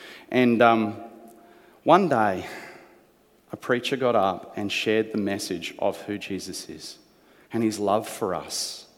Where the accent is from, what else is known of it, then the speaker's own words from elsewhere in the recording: New Zealand; born there; To give you an explanation, I was born in New Zealand. That's right, the good country over there that does union really well.